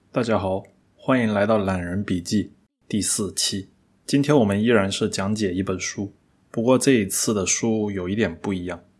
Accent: China; 那个时候以我们中国人的消费来说的话

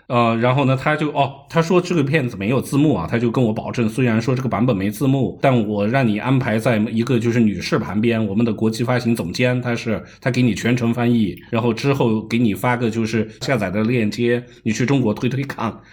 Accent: Iran; 啊，那包括我在伊朗长大，不也是法国视野的？

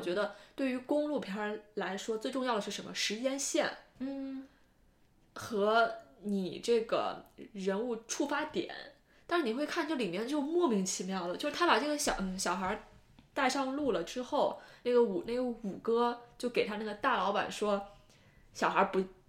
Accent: Northwest China, China; 我是西北人，我知道甘肃有多荒凉

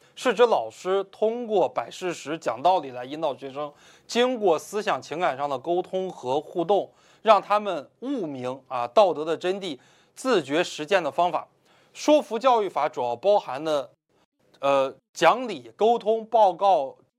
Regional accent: China; 我们中国人

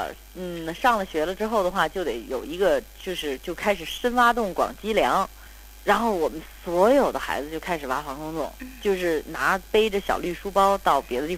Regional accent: Beijing, China; moved away; also born or lived in United States / New York; 就跟咱们北京人给一大碗茶一样

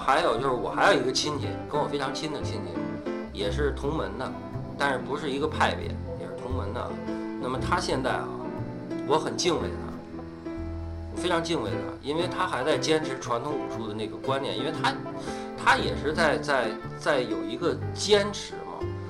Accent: Beijing, China; 我们北京人原来我那片儿的人叫小树林儿，我爸就上那儿练功去

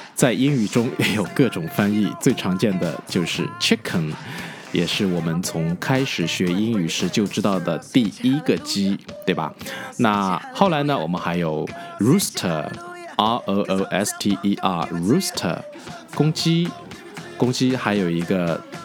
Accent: China; 我们中国人

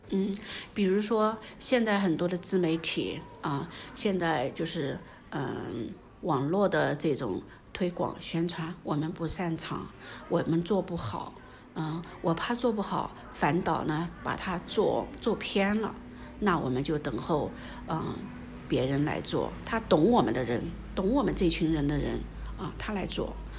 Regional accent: Anhui, China; moved away as an adult; now in Guizhou, China; 我之前在安徽，我有一个小小的织布厂

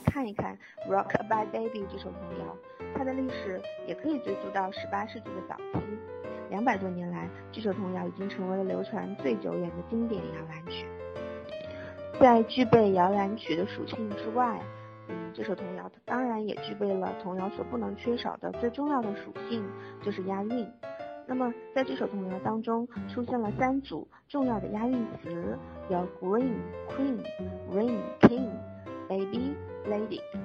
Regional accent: China; 作为中国人

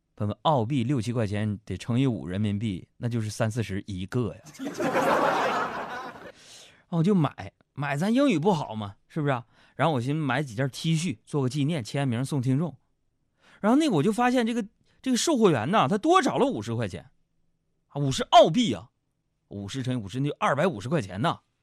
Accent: China; I come, uh, from China

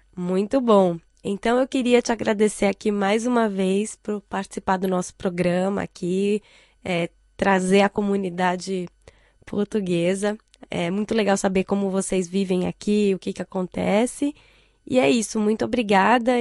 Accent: Brazil; now in China; eu como brasileira

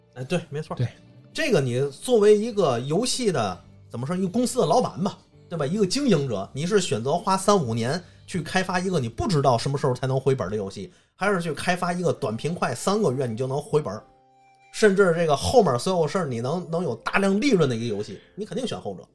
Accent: China; 我们中国人信的是什么？信的是自己

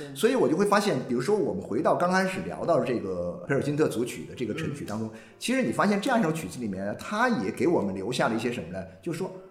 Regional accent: China; 我们嗯。中国人其实跟全世界人民都一样

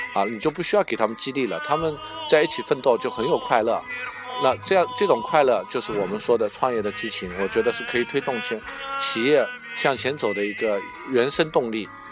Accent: Jiangnan, China; accent: Jiangnan; 我江南口音

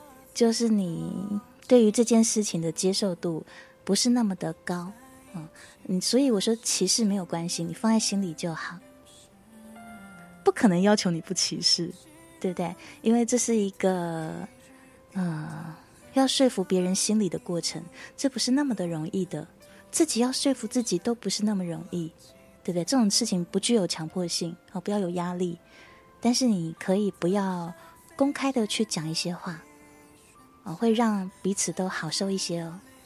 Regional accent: China; 不过我们中国人有一个好处是什么？就是即便你歧视不太能接受，但是你不会表面上面去做出什么去伤害对方的事情，对不对？

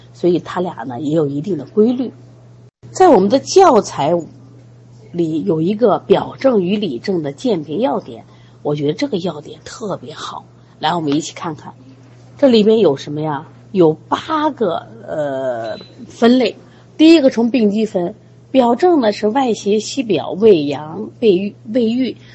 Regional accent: China; 我们中国人

